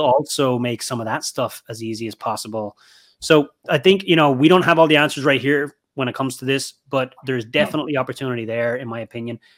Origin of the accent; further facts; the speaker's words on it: Ireland; moved away; my home country of Ireland